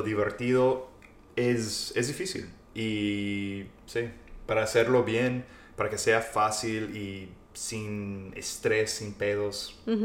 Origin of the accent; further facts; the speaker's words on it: central Texas, United States; Yo soy del centro de Texas, Texas.